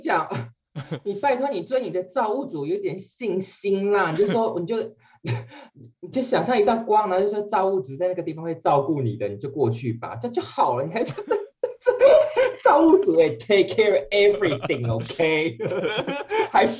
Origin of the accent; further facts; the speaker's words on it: Taiwan; 我跟你讲，好险，我们是台湾人，我们可以讲这种话。